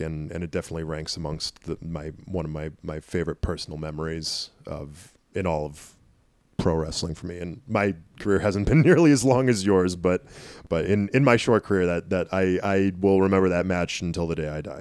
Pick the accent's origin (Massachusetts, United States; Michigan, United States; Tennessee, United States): Massachusetts, United States; Tyngsborough; also born or lived in Nashua, New Hampshire; Lowell, Massachusetts, m, more or less my hometown. I, I mean, I lived in Tingsboro for so long, which is right on the Lowell border